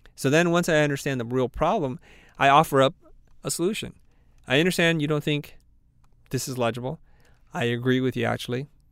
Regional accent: the South, United States; we're both from the South

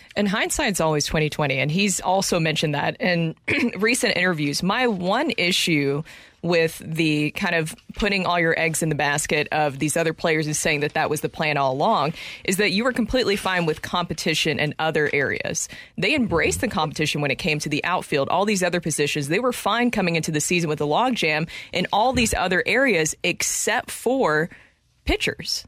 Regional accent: Nashville, Tennessee, United States; now in St. Louis, United States; I'm from Nashville

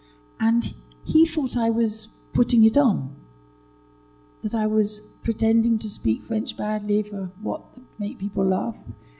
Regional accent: United Kingdom; now in France

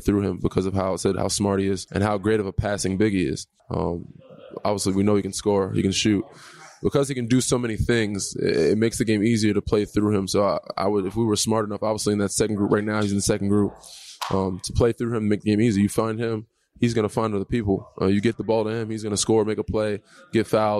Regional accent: New York, United States; now in Toronto, Canada; I'm from New York. I'm on the East Coast, so Northeast.

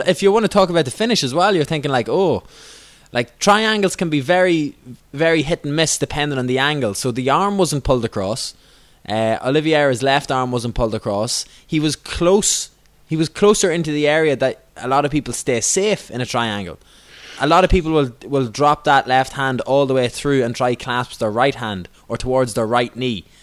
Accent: Ireland; I'm an Irish person

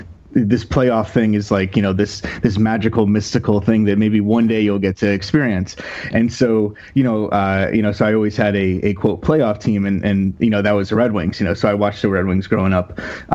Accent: Connecticut, United States; my background is, I grew up in Connecticut.

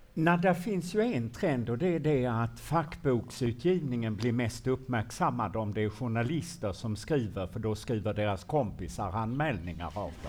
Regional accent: Malmö, Skåne, Sweden; när jag var liten i Malmö

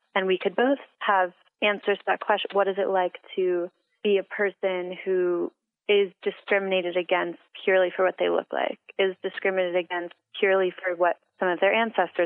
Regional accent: New York, United States; I grew up in New York

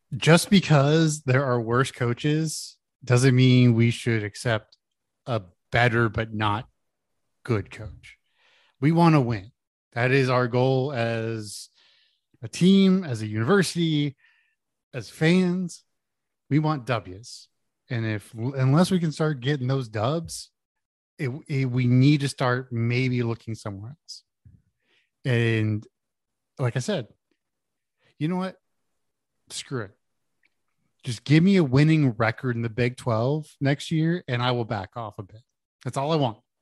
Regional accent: Houston, Texas, United States; I grew up in Houston.

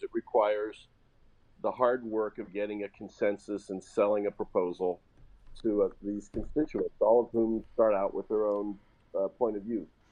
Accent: Indianapolis, Indiana, United States; in Indianapolis, my hometown

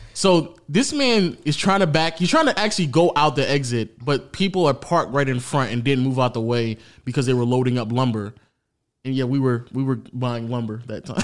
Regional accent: Atlanta, Georgia, United States; I grew up in Atlanta my entire life

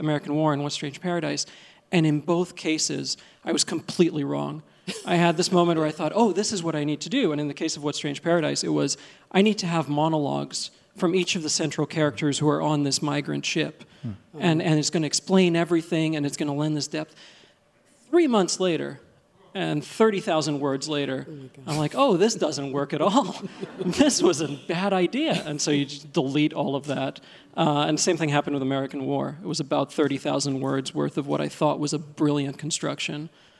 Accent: Egypt; born there; accent: Egyptian; English is a second language; finally we got to Egypt, where I was born. And when I said, you know, well, I was born in Egypt, and he sort of nodded, and he said, yeah, I could hear the Egyptian in your accent.

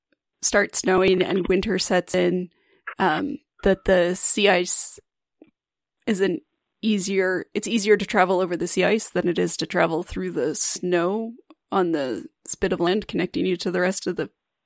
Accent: Alberta, Canada; I'm from Alberta. I am very landlocked

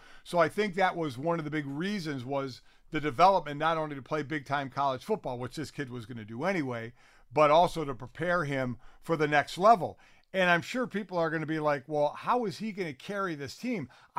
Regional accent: Cleveland, Ohio, United States; You know, I grew up in Cleveland, where we get 8,000-10,000 a game, and you get a lot of high recruits out of the Cleveland area.

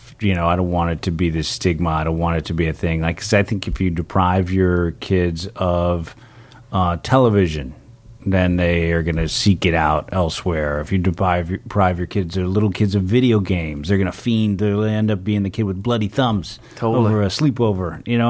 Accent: San Francisco, California, United States; Yeah, San Francisco.

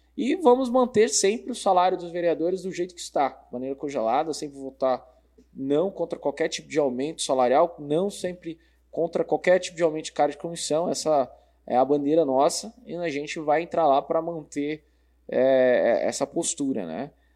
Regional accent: São Paulo, Brazil; moved away as an adult; now in Sorocaba, Brazil; nasci em São Paulo, né? Há, há 12 anos moro em Sorocaba, na Zona Norte

